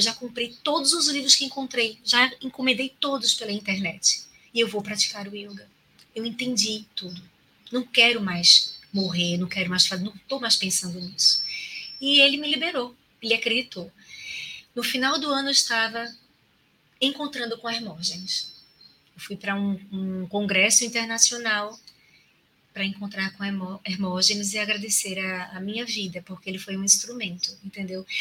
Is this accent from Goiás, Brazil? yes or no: no; Recife, Pernambuco, Brazil; moved away as an adult; now in Maceió, Brazil; eu sou natural de Recife, há 19 anos, vai fazer 19 anos agora em janeiro, né, que eu estou aqui em Maceió